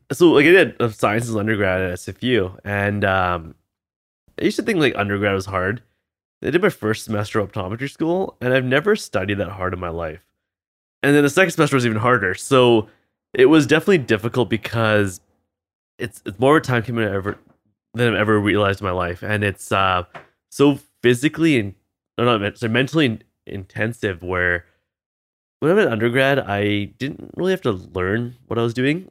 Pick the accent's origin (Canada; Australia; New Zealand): Canada; Vancouver, British Columbia; also born or lived in Boston; I'm Canadian, I grew up here